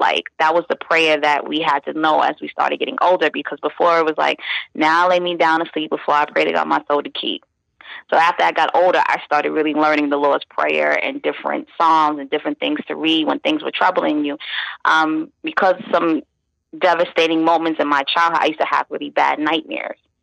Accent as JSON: {"language": "English", "town": "New York City", "region": "New York", "country": "United States", "tie": "born or raised there", "moved": "as an adult", "lives_now": "Virginia Beach, United States", "said": "I'm from Brooklyn, born and raised in Brooklyn, East New York, Brooklyn to be exact"}